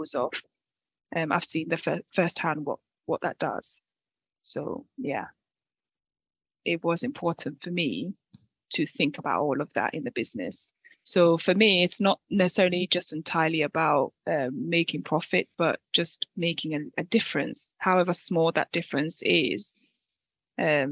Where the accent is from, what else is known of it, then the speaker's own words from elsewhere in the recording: Ghana; moved away; I am originally from Ghana